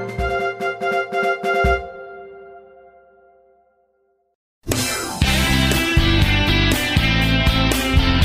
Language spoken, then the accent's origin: English; Michigan, United States; moved away; also born or lived in Vermont; I grew up in Michigan near the Canadian border, lived in Vermont for 10 years near the Canadian border